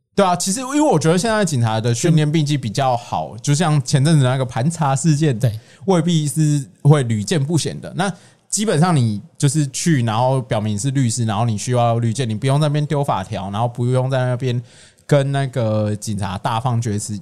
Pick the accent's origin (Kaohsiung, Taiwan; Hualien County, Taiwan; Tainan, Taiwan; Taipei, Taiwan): Tainan, Taiwan; 我的家乡，台南